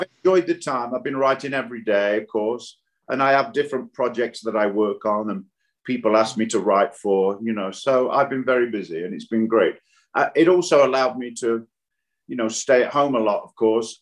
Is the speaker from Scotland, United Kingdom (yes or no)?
no; Nottingham, East Midlands, United Kingdom; moved away; I'm from Nottingham